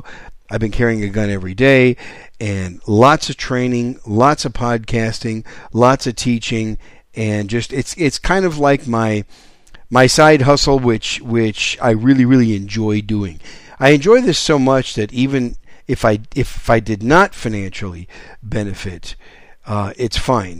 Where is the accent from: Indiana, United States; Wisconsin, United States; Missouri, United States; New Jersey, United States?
Wisconsin, United States; also born or lived in New York City; now in San Antonio, United States; I was born in New York City, raised in Wisconsin, but now I live in the great gun-friendly state of San Antonio